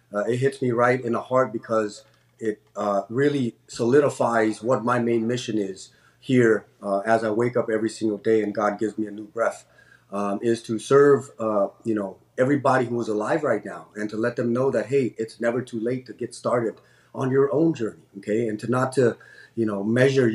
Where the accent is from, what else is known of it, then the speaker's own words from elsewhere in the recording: San Jose, California, United States; also born or lived in Cambodia; I was an immigrant growing up in Eastside San Jose in the 90s